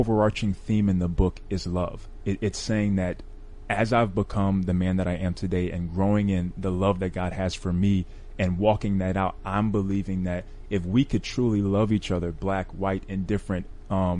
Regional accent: New York City, New York, United States; also born or lived in Florida; now in Orlando, United States; I grew up in Bronx, New York.

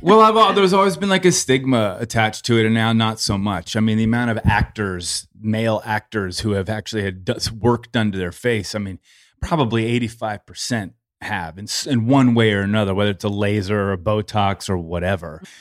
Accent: Los Angeles, California, United States; I'm forty-six, born and raised Los Angeles.

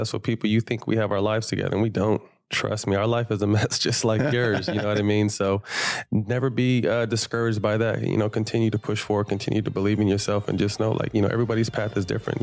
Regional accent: Sacramento, California, United States; moved away; I have AU programs in my hometown of Sacramento where I came from

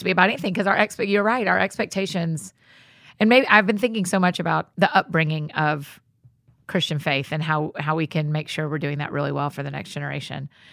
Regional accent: the South, United States; I grew up in the South

